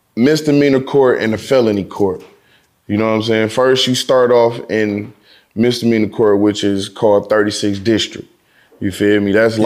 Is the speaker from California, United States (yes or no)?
no; Detroit, Michigan, United States; I'm from Detroit